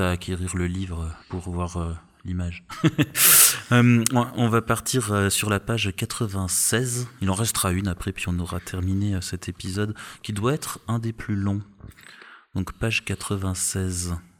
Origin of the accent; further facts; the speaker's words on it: Strasbourg, Grand Est, France; je suis, de Strasbourg